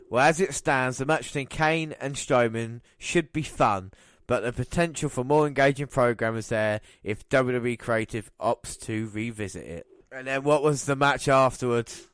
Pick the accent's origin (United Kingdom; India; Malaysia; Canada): United Kingdom; England; as an Englishman